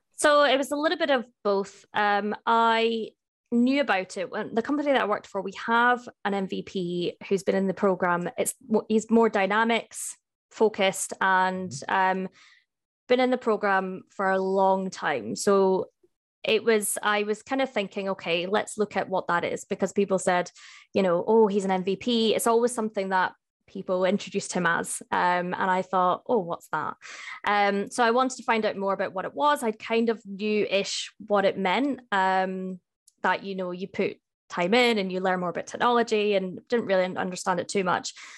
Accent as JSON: {"language": "English", "town": "Edinburgh", "region": "Scotland", "country": "United Kingdom", "moved": "yes", "lives_now": "Cardiff, United Kingdom", "said": "I am based in Cardiff, uh, but I'm from Edinburgh"}